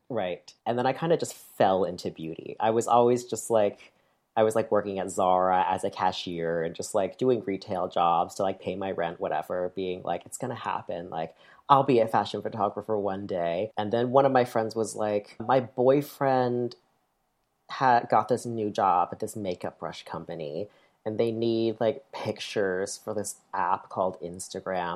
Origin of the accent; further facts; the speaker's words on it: near Lake Placid, upstate New York, United States; I grew up in upstate New York